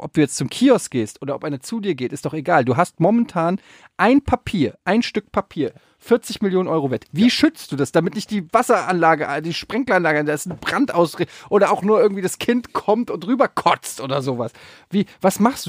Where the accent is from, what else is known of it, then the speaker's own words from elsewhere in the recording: Frankfurt, Hesse, Germany; Bei uns in Frankfurt